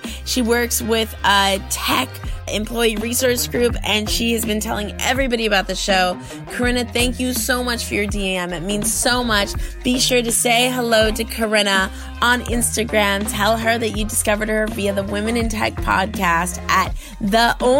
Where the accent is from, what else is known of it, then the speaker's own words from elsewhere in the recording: Los Angeles, California, United States; I grew up in LA in Westwood, and looking over my balcony and just totally feeling like anything was possible for me.